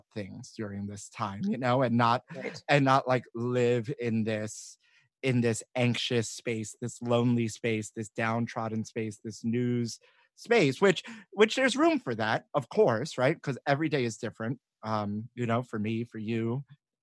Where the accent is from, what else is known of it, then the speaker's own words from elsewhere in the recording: New York City, New York, United States; growing up in New York